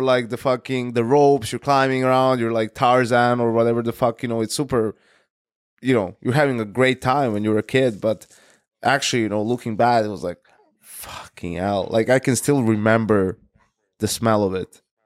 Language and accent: English; Serbia; my hometown where I was born is not Belgrade, right? It's like a smaller town. It's called Krawilec